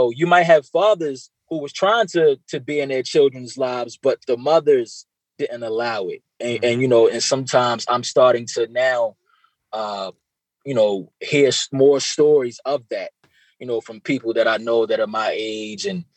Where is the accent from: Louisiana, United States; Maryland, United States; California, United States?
Maryland, United States; Baltimore; growing up in Baltimore and not really having that father figure